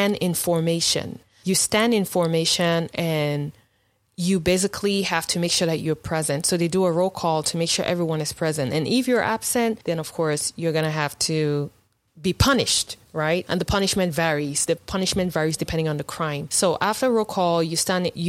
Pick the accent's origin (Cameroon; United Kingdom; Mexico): Cameroon; now in United States; life in boarding school back home in Cameroon.